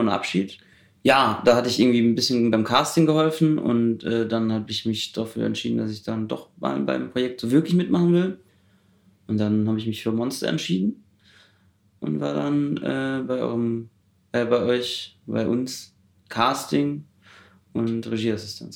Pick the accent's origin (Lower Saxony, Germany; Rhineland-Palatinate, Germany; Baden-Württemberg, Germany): Baden-Württemberg, Germany; Heidelberg; moved away as an adult; now in Berlin, Germany; Ich komme aus Heidelberg